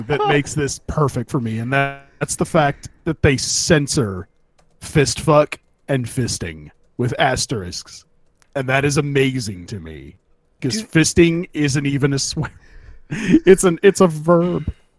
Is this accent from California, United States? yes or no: yes; California, United States; growing up in California when I did